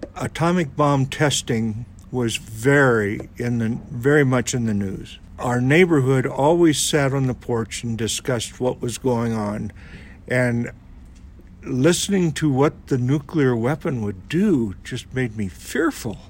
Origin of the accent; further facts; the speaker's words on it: Burlington, Iowa, United States; now in Marion, United States; we left our city where we grew up. I've always been an Iowan. My home city is Burlington